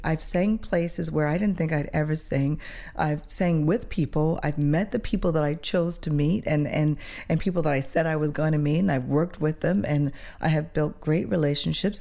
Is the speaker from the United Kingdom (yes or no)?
no; Switzerland; moved away; also born or lived in Toronto; growing up in Switzerland